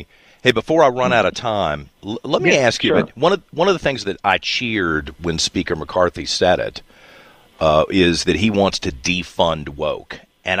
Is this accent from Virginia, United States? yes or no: yes; Virginia, United States; we're all from Virginia where you do balance the budget